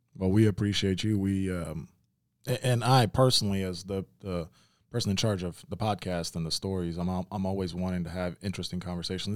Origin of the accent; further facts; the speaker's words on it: Memphis, Tennessee, United States; I grew up in Memphis, like, I grew up around black folks